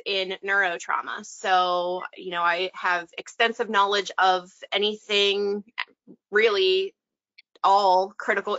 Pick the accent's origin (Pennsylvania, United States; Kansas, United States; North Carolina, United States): Pennsylvania, United States; Western; I am from Western Pennsylvania. I'm kind of right smack dab in the middle of the state, 2 hours east of Pittsburgh and 2 hours west of Harrisburg